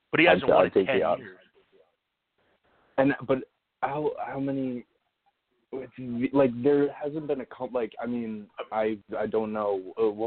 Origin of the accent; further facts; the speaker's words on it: North New Jersey, United States; I'm from uh, North North New Jersey.